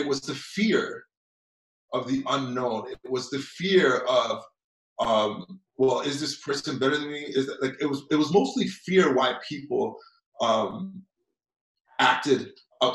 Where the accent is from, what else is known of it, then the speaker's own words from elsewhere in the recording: Toronto, Ontario, Canada; I grew up here in Toronto